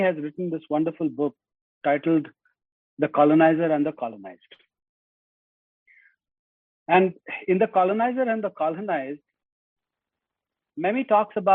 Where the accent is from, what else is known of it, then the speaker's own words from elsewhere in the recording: India; first language Hindi; English is a second language; now in United States; when I go back to India, and given that Hindi is my mother tongue, my native tongue, and I'm very fluent in Hindi